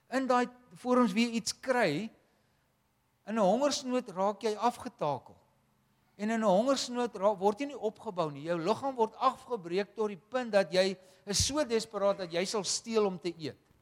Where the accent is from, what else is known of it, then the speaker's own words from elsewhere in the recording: Wellington, Western Cape, South Africa; ons kom uh ons kom van Wellington af maar Wellington en Parel is vir ons een dorp